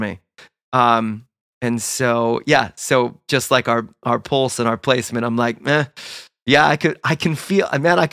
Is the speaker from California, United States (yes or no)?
yes; Southern California, United States; I grew up in Southern California